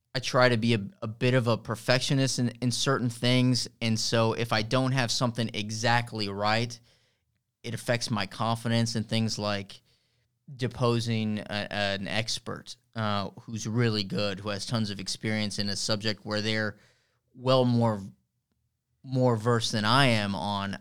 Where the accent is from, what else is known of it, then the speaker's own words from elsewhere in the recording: Harlingen, Texas, United States; also born or lived in Chicago, Illinois; I'm from Harlingen, Harlingen Cardinal